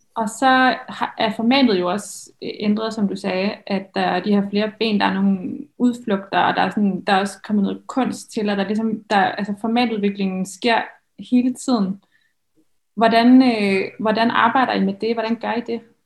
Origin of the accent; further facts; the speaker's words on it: Thy, North Denmark Region, Denmark; jeg er jo selv fra Thy, og jeg, var, øh, jeg gik i første G på Tisted Gymnasium